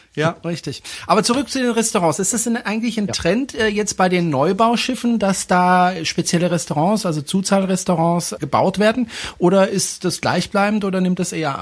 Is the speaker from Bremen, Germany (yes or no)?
no; Baden-Württemberg, Germany; now in Swabia, Germany; bin ja eigentlich aus Baden, aber ich wohne ja in Schwaben